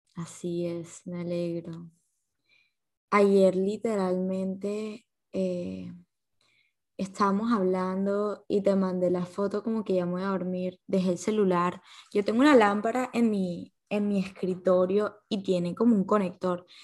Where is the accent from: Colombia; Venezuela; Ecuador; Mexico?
Colombia; uno como colombiano, uno como persona joven